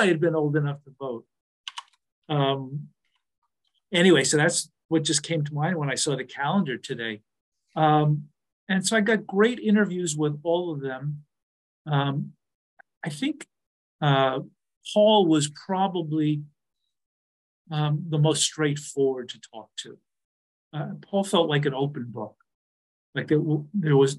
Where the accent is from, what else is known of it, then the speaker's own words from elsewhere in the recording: New York, United States; I'm from New York. My mother's from Brooklyn